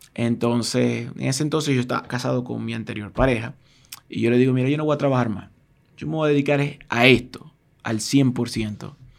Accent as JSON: {"language": "Spanish", "country": "Venezuela", "also_born_or_lived": "Argentina", "moved": "as an adult", "said": "mi país, que es Venezuela"}